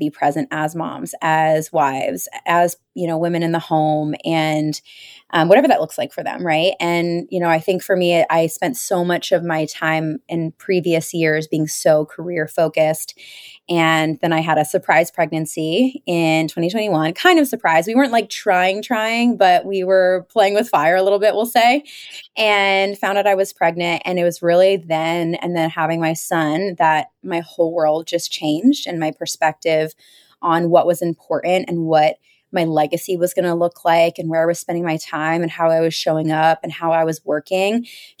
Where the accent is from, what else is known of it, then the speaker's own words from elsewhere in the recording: Pennsylvania, United States; growing up outside of Philadelphia, I thought I was going to go to the big city.